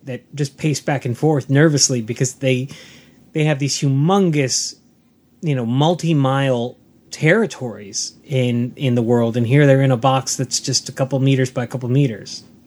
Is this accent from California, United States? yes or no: yes; Southern California, United States; growing up in Southern California